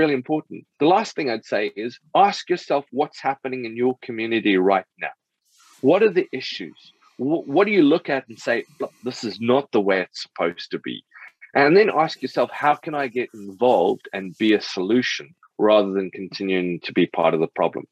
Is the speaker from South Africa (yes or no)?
yes; South Africa; I grew up in South Africa